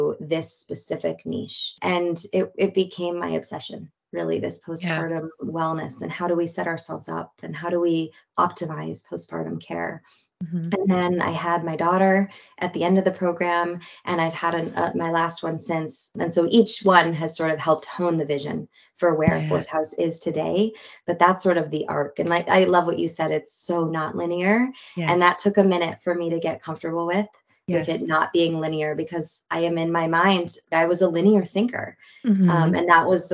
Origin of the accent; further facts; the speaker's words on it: Marin, California, United States; growing up in Marin